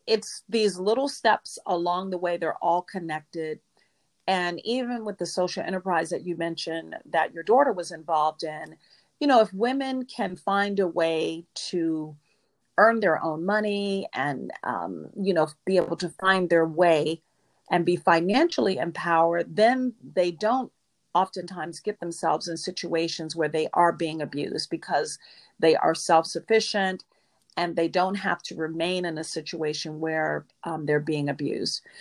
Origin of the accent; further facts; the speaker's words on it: Norfolk, Virginia, United States; also born or lived in Dallas, Texas / Houston, Texas; now in Fort Lauderdale, United States; I was born in Norfolk, Virginia